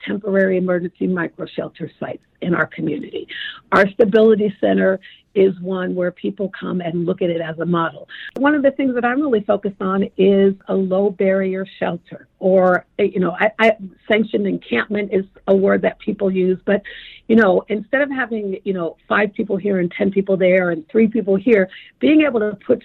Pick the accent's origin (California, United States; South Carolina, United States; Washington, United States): Washington, United States; Tacoma; I'm a little girl who grew up poor in Tacoma